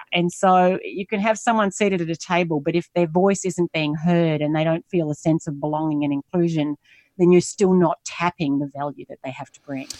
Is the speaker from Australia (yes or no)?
yes; Australia; moved away as an adult; also born or lived in United States; now in Singapore; I'm Australian. I'm currently based in Asia, in Singapore. I lived in the U S for eleven years